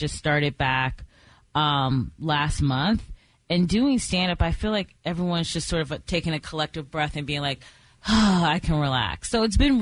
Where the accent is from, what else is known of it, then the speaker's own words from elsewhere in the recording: Cleveland, Ohio, United States; moved away as an adult; also born or lived in New York; I'm from Ohio, originally Cleveland. And then I moved to New York to go to college